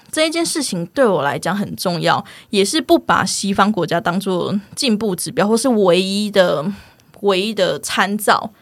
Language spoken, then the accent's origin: Chinese; Taiwan; accent: Taiwanese Hokkien; first language Taiwanese Hokkien; Chinese is a second language; 我是讲闽南语出生的，台语出生的